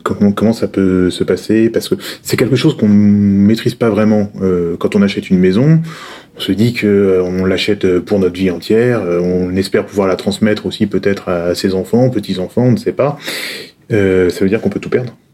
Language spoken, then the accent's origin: French; Brittany, France; chez moi en Bretagne